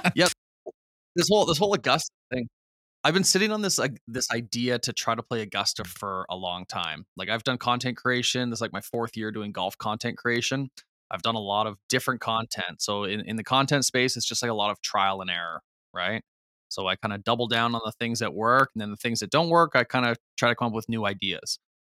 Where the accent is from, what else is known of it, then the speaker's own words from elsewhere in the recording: Canada; being Canadian